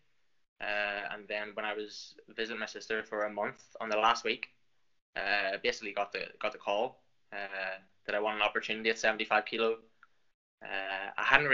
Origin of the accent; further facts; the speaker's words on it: Lisburn, Northern Ireland, United Kingdom; accent: Irish; I'm from Northern Ireland, up in sort of in Lisburn, just south of Belfast